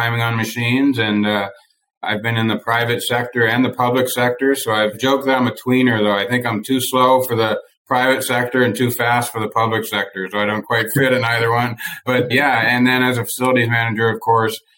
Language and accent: English; Eastern Canada, Canada; moved away as an adult; also born or lived in New Brunswick, Canada / Northern Maine, United States; now in Arizona, United States; I was born and raised in Eastern Canada, so I have a hint of an accent sneaks through now and then